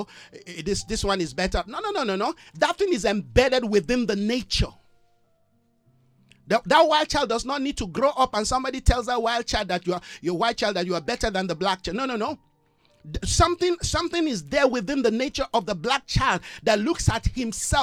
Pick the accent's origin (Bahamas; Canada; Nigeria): Nigeria; now in South Africa; I'm a bona fide Nigerian. I love my country